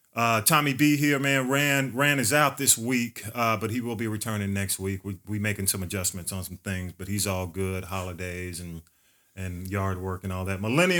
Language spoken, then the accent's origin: English; Atlanta, Georgia, United States; we grew up like in the Grove Park area of Atlanta, Georgia